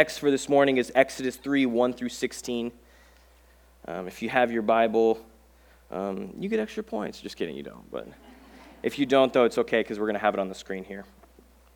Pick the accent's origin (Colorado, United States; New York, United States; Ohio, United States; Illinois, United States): Colorado, United States; moved away; I grew up in Colorado, and my family, we would go hiking a lot